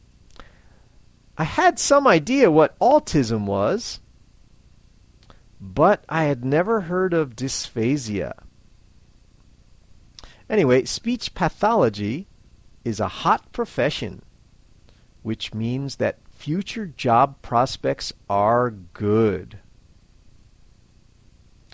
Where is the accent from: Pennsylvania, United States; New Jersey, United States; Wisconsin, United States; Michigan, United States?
Pennsylvania, United States; Philadelphia; I'm from Philadelphia, Pennsylvania, United States of America